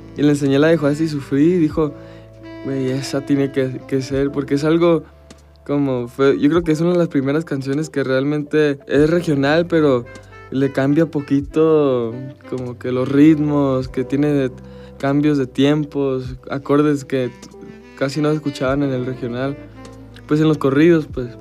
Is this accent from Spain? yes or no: no; United States; nací en Estados Unidos